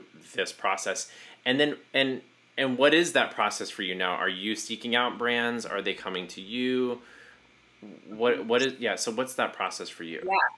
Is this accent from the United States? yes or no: yes; Southeast Texas, United States; moved away; also born or lived in New York; I grew up in Southeast Texas